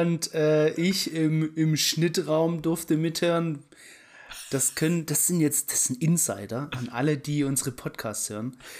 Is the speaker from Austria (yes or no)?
no; Germany; ich bin in Deutschland aufgewachsen und so und so. Aber ich bin Halbetainer